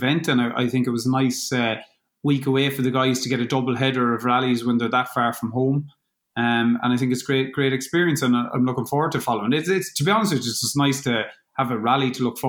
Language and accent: English; Crossmolina, Connacht, Ireland; now in Claremorris, Ireland; I'm from Cross Molina, but I'm living in Claremorris now.